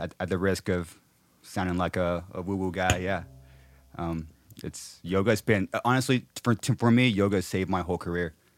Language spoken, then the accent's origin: English; Corona, California, United States; my hometown in Corona, Ca-, California.